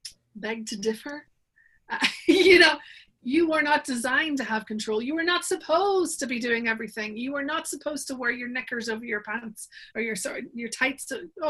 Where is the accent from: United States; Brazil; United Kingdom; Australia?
United Kingdom; Northern Ireland; So I live in Northern Ireland. I'm from Northern Ireland. That's what the remnants of the accent are.